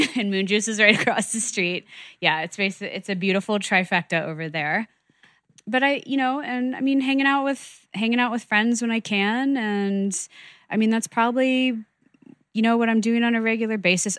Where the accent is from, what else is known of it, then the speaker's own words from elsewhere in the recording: New York, United States; I'm a New Yorker